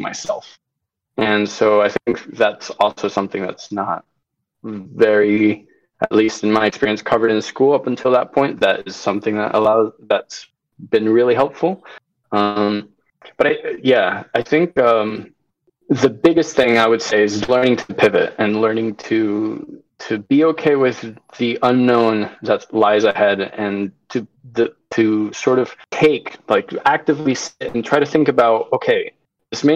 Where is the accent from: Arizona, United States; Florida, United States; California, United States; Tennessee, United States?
Florida, United States; also born or lived in Venezuela; I'm from Venezuela. I grew up in Florida